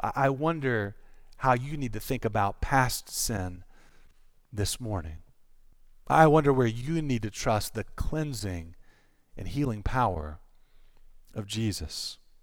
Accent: North Carolina, United States; I'm from North Carolina. We do pork down there

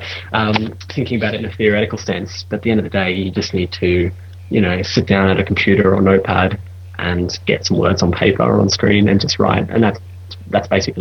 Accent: Australia; moved away as an adult; now in London, United Kingdom; I'm an Australian guy, I'm living in London

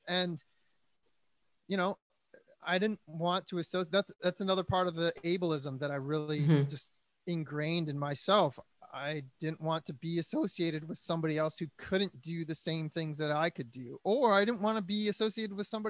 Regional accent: Detroit, Michigan, United States; now in Los Angeles, United States; I'm a musician from Detroit in LA.

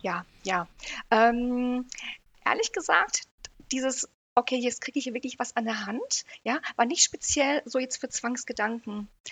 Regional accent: United Kingdom; now in Herford, Germany; ich komme aus Großbritannien, ne? verstehe perfekt Englisch

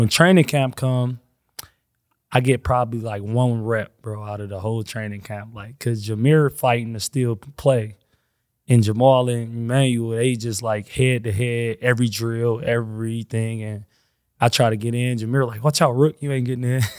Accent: Flint, Michigan, United States; I'm from Flint.

